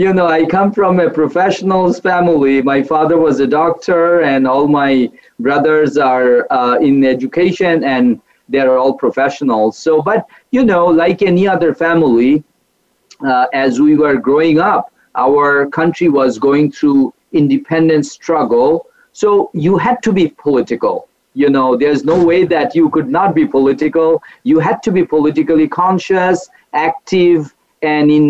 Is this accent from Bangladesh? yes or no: yes; Bangladesh; now in United States; I am also from Bangladesh, and I grew up in a middle-class educated family